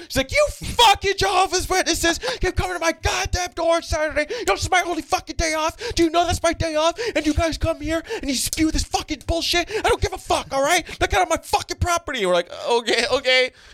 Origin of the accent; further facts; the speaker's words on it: Brampton, Ontario, Canada; I grew up in Brampton